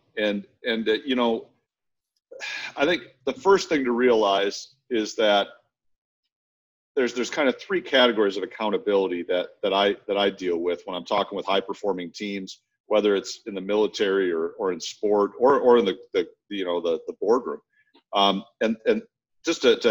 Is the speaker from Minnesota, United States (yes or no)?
yes; Minnesota, United States; I grew up in Minnesota, in the Midwest